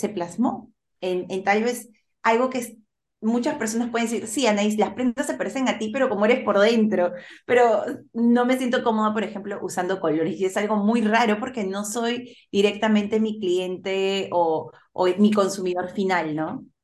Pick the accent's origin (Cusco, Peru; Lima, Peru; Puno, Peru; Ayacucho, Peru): Lima, Peru; yo nací en Lima, pero mi familia es de provincia, tanto mi mami como mi papi.